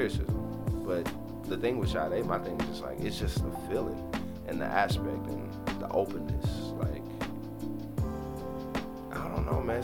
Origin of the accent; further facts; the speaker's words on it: the South, Southern United States, United States; growing up in Southern culture